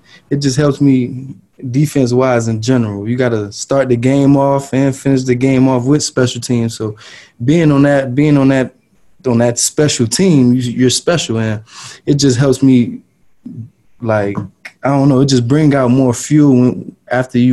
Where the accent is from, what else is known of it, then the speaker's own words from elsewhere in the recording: Miami, Florida, United States; moved away as an adult; also born or lived in South Carolina; I'm coming from Miami, Florida, where it's a real diverse place. It's a melting pot. Everyone treats each other equally there, and that's how I was born and raised